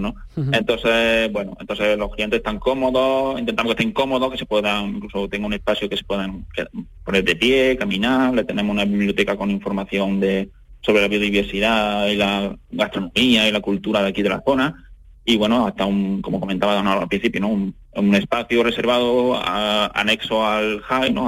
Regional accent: Adamuz, Andalusia, Spain; mi entorno, de aquí de mi pueblo, de Alamuz

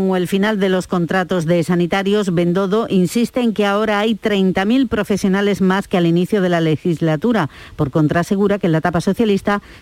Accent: Andalusia, Spain; yo como andaluza

